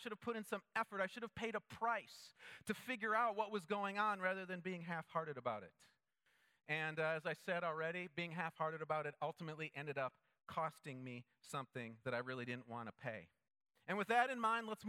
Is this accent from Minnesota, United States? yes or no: yes; Minnesota, United States; growing up in Minnesota